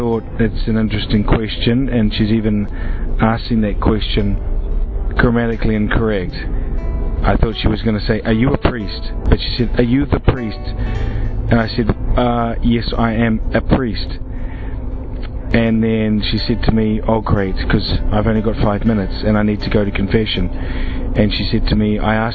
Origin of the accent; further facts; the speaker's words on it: New Zealand; now in Krakow, Poland; I'm originally from New Zealand, although I live and work in the Archdiocese of Krakow in Poland